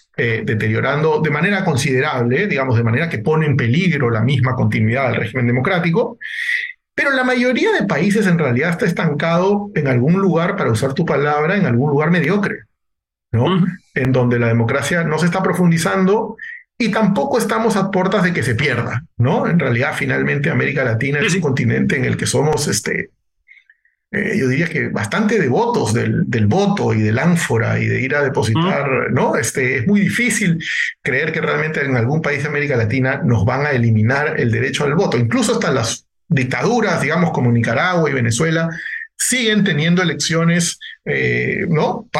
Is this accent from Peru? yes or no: yes; Peru; En mi país incluso, ¿no? En el Perú